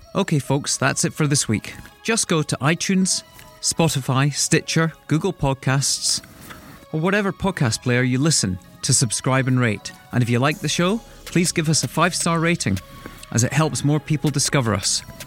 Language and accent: English; Arbroath, Scotland, United Kingdom; up the road from where I was born in Arbroath.